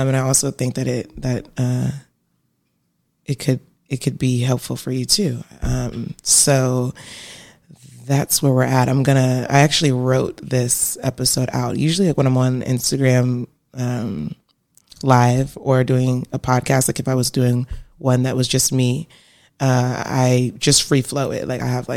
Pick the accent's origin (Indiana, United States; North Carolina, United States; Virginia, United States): Virginia, United States; Virginia Beach; moved away as an adult; now in Atlanta, United States; I'm from Virginia, right? I'm from Virginia Beach